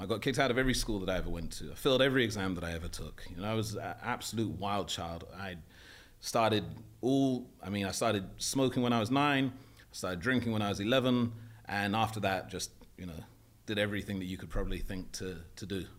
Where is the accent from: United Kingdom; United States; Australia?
United Kingdom; London; moved away as an adult; also born or lived in Morocco / Saudi Arabia; I grew up in London. I was born in Paddington, St Mary's Hospital